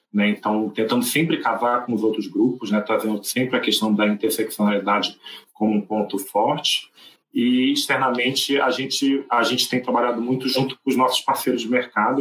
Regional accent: Rio de Janeiro, Brazil; moved away as an adult; now in São Paulo, Brazil; eu sou carioca, e moro em São Paulo há quatro anos

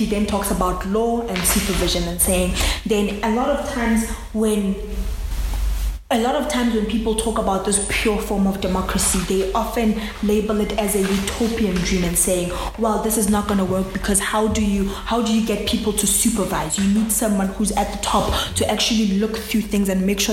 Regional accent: South Africa; I'm a South African.

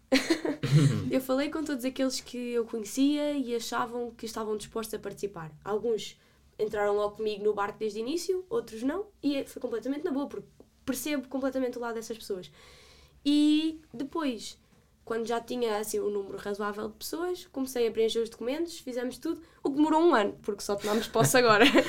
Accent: Vale de Milhaços, Setúbal, Portugal; sou da Margem Sul, de Valdemelhaços

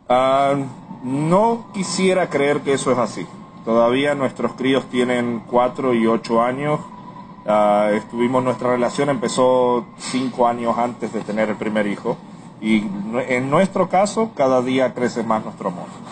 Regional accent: Puerto Rico; Soy nacido en Puerto Rico

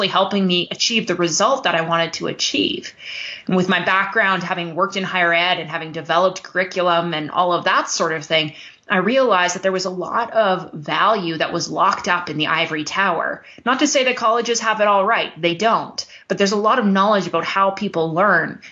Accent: Canada; also born or lived in Alberta, Canada; I'm Canadian. I live in Alberta, Canada

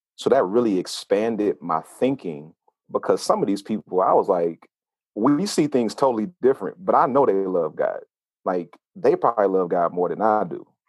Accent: Oakland, California, United States; moved away as an adult; also born or lived in Huntsville, Alabama / Atlanta; I'm a I'm a city kid raised in a country household because I was born in Oakland, California

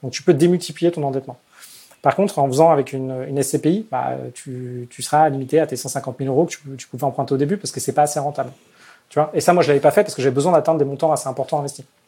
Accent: Paris, Île-de-France, France; je suis parisien, j'ai envie de rester à Paris

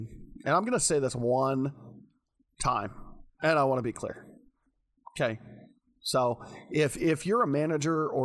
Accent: rural Washington and Oregon, United States; also born or lived in Dallas-Fort Worth, Texas; from 9 on, I grew up in more rural areas of Washington and Oregon.

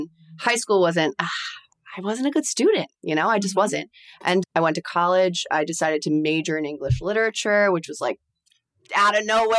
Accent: Garden City, New York, United States; I'm from Nassau County.

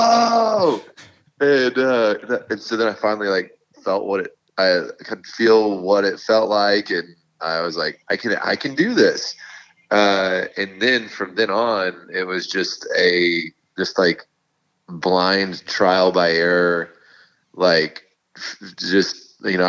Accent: Fort Worth, Texas, United States; We're all from Fort Worth together

